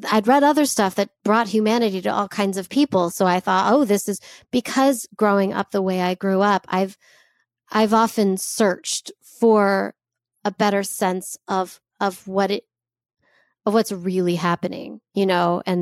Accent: United States; like growing up Jewish, there's a lot that can be told. And it's been an interesting journey for me growing up in America with, you know, access to people from all over the place.

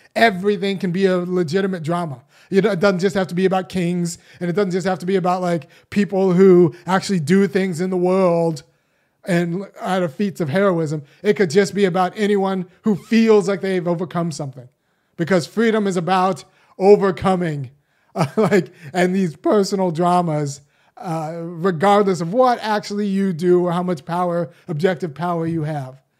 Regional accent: Los Angeles, California, United States; I was born in Los Angeles. I'm about their age

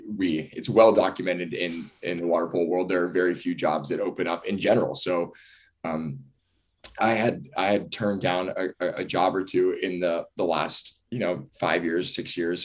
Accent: Southern California, United States; moved away as an adult; now in Northern California, United States; I grew up in Southern California, went to Harvard Westlake High School, went to UCLA, went to LMU.

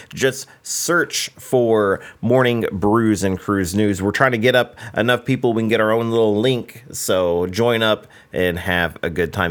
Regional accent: United States; I'm from the United States

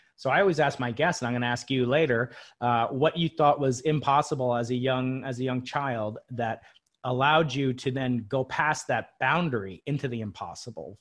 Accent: Long Island, New York, United States; I grew up outside New York City, uh, on Long Island, it's called.

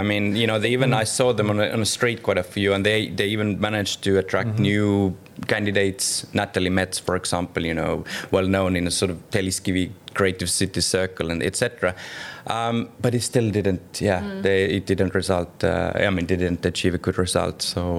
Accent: Pärnu, Pärnu County, Estonia; now in Tallinn, Estonia; And Pärnu, where actually this is my hometown, where I originally come from, I live now in Tallinn

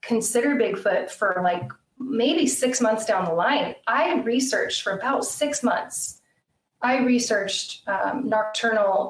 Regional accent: Idaho, United States; also born or lived in Lake Tahoe, California / California; now in Washington, United States; I grew up in Idaho

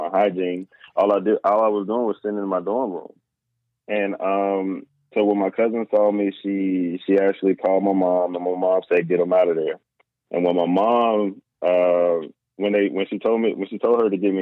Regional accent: the South, United States; I grew up in the South

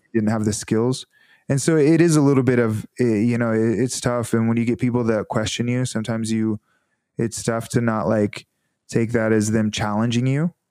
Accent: Northwest Arkansas, United States; moved away as an adult; also born or lived in California / Conway, Arkansas; I was from Northwest Arkansas

